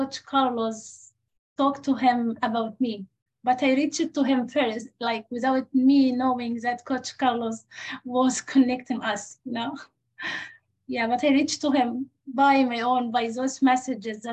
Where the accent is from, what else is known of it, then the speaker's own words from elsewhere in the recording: Egypt; English is a second language; moved away as an adult; now in United States; my home country